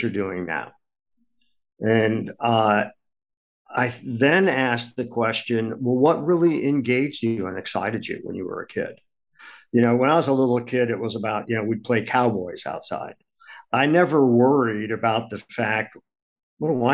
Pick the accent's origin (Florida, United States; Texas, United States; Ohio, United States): Ohio, United States; Akron; now in New York City, United States; I grew up in Akron, Ohio